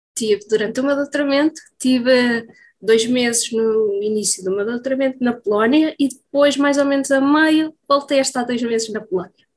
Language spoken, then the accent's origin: Portuguese; Coimbra, Centro, Portugal; Então, eu sou natural de Coimbra, estou a viver eh, nos arredores de Coimbra